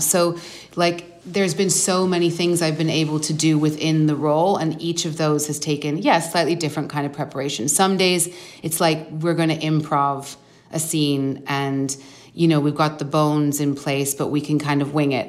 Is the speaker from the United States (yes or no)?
no; Vancouver, British Columbia, Canada; moved away as an adult; also born or lived in London; I grew up in Vancouver